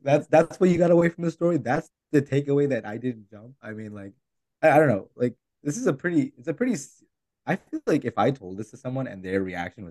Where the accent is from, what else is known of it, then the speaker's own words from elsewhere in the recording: Bay Area, California, United States; we are all from the Bay Area.